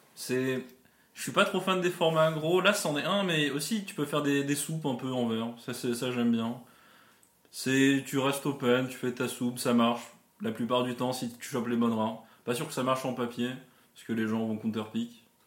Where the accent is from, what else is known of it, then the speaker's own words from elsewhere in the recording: Geneva area, French side, Auvergne-Rhône-Alpes, France; je suis de Genève, enfin, côté France, je suis français, mais j'habite à côté de Genève